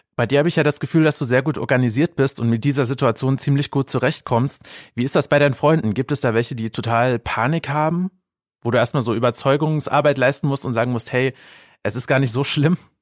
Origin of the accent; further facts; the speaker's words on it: Germany; bei uns in Deutschland